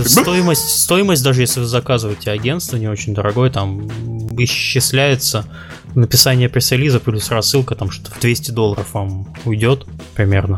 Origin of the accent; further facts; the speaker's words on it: Kaliningrad, Kaliningrad Oblast, Russia; я из Калининграда